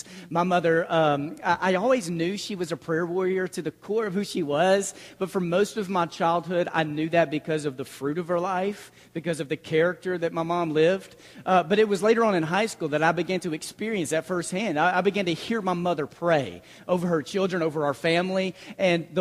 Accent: Mesquite, Texas, United States; I grew up in the Mesquite Church of Christ, just outside of Dallas. I consider that my home congregation. I was there through middle school, high school, a lot of my formative years

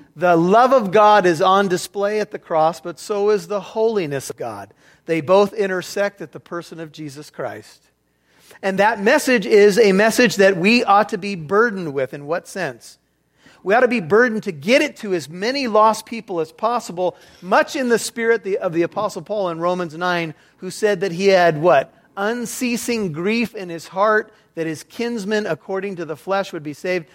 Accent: United States; as an American

